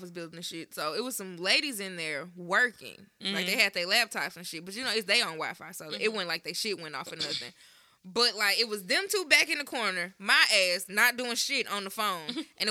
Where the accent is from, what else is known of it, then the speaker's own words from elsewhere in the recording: Memphis, Tennessee, United States; also from Memphis